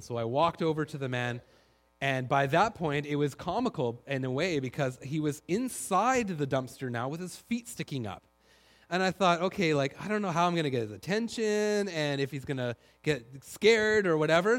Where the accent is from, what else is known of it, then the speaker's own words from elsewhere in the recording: Duncan, British Columbia, Canada; now in Langley, Canada; I grew up in Duncan